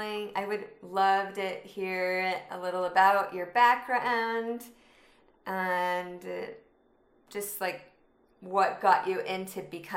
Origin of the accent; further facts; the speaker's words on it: Utah, United States; I live in Utah, and I grew up in Utah, so I'm still here.